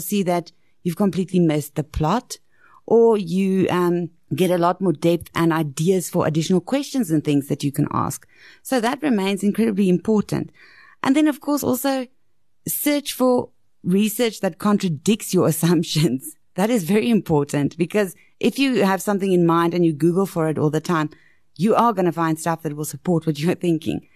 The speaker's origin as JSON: {"language": "English", "country": "South Africa", "said": "especially in South Africa, because we've got such a diverse middle class and up"}